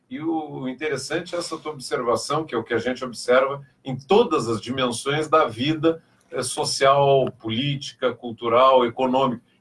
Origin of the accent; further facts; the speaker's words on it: Rio Grande do Sul, Brazil; é porque, não, eu sou gaúcho urbano, né?